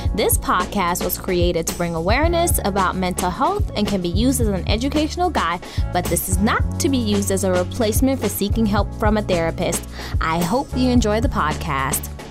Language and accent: English; South Africa; growing up in South Africa